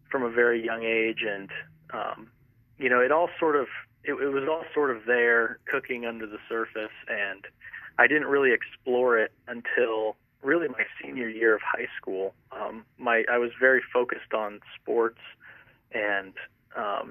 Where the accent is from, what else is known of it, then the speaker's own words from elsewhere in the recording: Montrose, Colorado, United States; moved away as an adult; also born or lived in Highlands Ranch, Colorado / Irvine, California; I'm originally from Colorado. I grew up in the mountains outside Montrose, Cimarron area